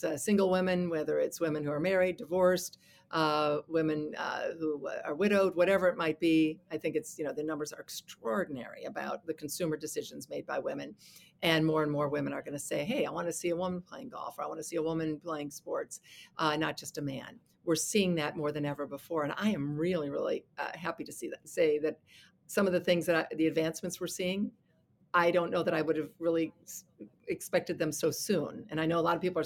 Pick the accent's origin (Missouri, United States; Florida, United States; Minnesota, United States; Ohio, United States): Ohio, United States; Toledo; my hometown of Toledo